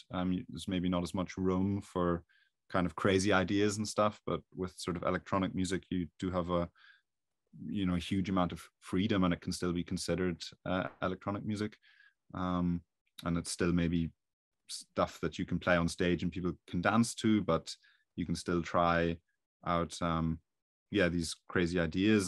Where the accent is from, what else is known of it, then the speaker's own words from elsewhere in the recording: Belfast, Northern Ireland, United Kingdom; accent: Irish; moved away as an adult; I'm from Ireland, as you'd probably hear with the accent, um, so around Belfast